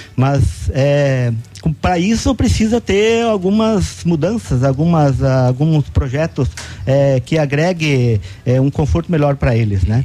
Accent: Pato Branco, Paraná, Brazil; sou natural de Pato Branco, tenho 55 anos

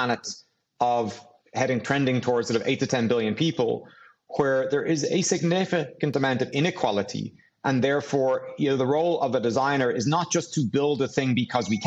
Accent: Dublin, Leinster, Ireland; growing up in Dublin

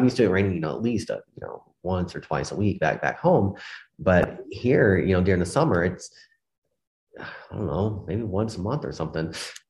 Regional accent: Mississippi, United States; now in Utah, United States; And so I grew up in Mississippi. And so very hot, humid, and rainy a whole lot.

